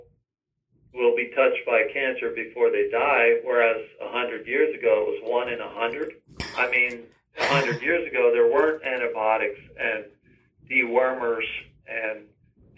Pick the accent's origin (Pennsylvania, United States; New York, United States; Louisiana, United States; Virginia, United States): Pennsylvania, United States; Lancaster; I was raised Amish Mennonite in Lancaster, Pennsylvania on a 100-cow dairy farm.